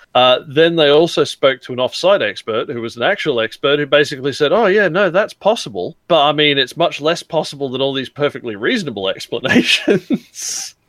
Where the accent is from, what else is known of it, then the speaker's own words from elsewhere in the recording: Australia; as an Australian